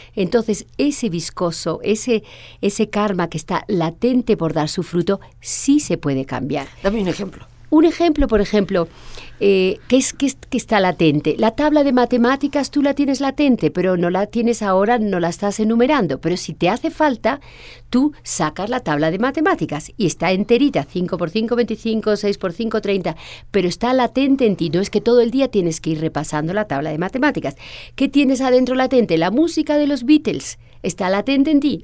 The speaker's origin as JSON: {"language": "Spanish", "country": "Spain", "tie": "born or raised there", "said": "cuando llego a España, mi país natal"}